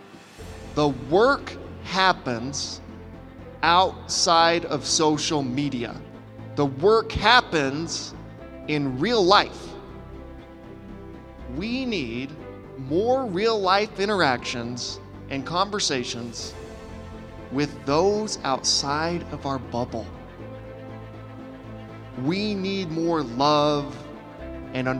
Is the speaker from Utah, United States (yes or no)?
yes; Utah, United States; I was born and raised in Utah. I've lived here all my life